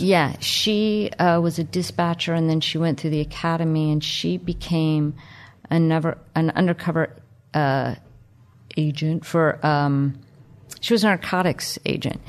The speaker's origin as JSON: {"language": "English", "town": "Miami", "region": "Florida", "country": "United States", "tie": "born or raised there", "said": "growing up in Miami in the, uh, late seventies"}